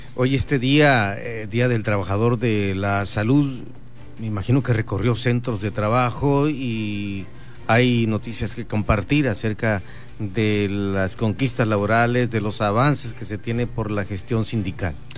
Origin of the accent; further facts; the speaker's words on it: Bahía Tortugas, Baja California Sur, Mexico; mi pueblo, Vaya Tortugas